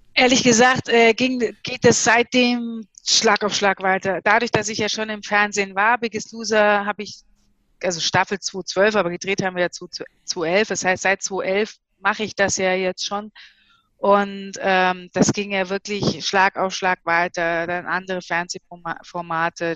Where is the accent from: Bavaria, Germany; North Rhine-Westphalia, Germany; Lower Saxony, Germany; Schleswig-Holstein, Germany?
Bavaria, Germany; Bayreuth; moved away as an adult; also born or lived in East Germany (GDR); Also Bayreuth, Fränkische Schweiz, das ist so die Region, in der ich groß geworden bin